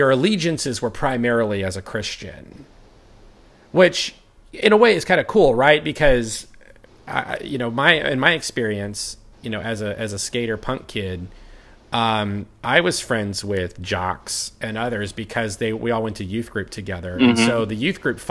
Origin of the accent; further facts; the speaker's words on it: Orlando, Florida, United States; growing up in Orlando, my mall was West Oaks